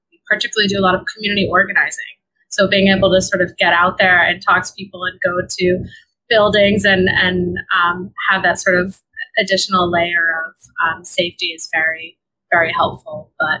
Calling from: New York City, New York, United States; Yeah, so I am calling from New York City. I live in Brooklyn, New York, though my organization is based in West Harlem.

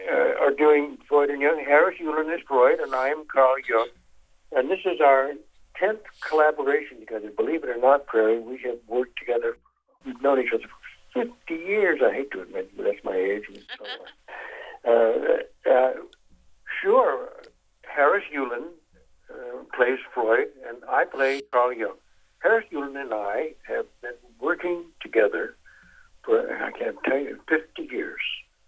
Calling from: Warsaw, Masovian Voivodeship, Poland; I'm calling you from Warsaw, Poland.

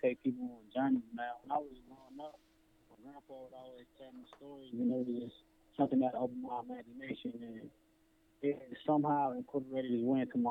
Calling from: Columbus, Ohio, United States; I'm calling from Columbus, Ohio.

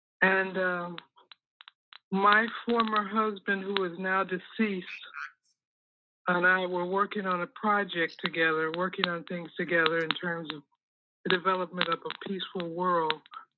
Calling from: Pembroke Township, Illinois, United States; I'm calling from Pembroke Township, Illinois.

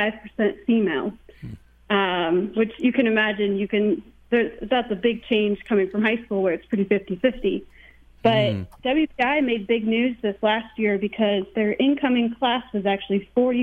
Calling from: Washington, District of Columbia, United States; Washington, D.C.

